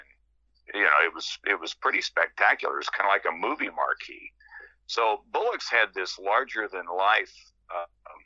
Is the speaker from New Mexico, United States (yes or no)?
yes; Roswell, New Mexico, United States; I was born in Roswell back in 1955.